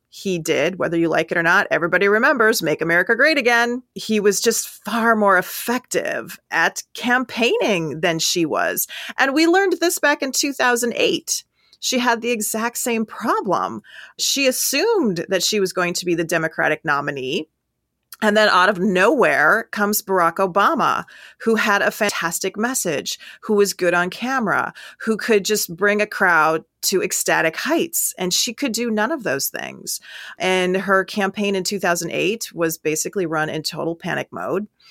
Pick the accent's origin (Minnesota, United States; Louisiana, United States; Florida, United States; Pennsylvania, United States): Minnesota, United States; moved away; also born or lived in Ohio; I'm originally from Minnesota